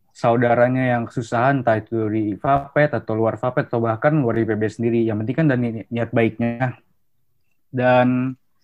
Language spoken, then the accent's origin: Indonesian; Depok, West Java, Indonesia; asal gue dari Depok